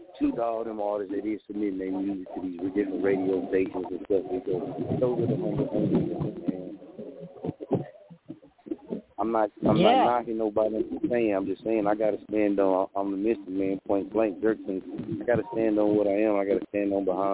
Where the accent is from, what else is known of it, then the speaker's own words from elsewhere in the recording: Muskogee, Oklahoma, United States; also born or lived in Wichita, Kansas; I'm from Muskogee, man. So I got the Oklahoma in me